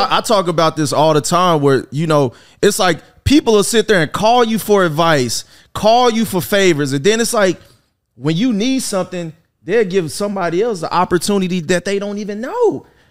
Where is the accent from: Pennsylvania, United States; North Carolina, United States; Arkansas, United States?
Arkansas, United States; Little Rock; moved away; I'm a kid from Arkansas.